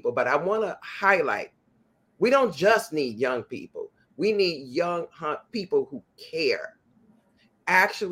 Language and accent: English; Chicago, Illinois, United States; as a kid growing up in the Inglewood community of Chicago